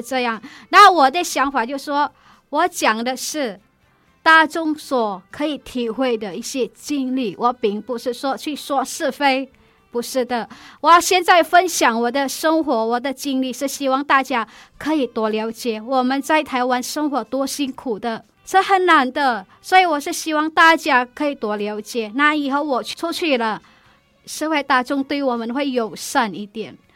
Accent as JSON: {"language": "Chinese", "country": "Indonesia", "also_born_or_lived": "Malaysia", "second_language": "Chinese", "moved": "as an adult", "lives_now": "Taiwan", "said": "我是印尼人"}